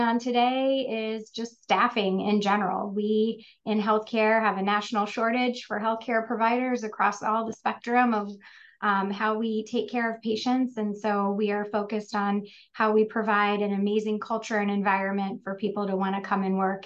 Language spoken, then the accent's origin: English; Central Ohio, United States; I was born and raised in Central Ohio. This is home for me